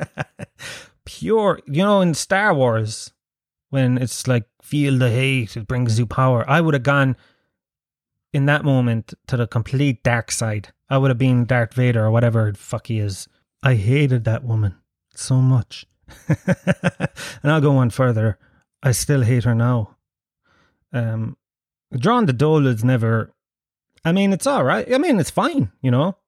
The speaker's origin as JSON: {"language": "English", "country": "Ireland", "said": "as an Irish person"}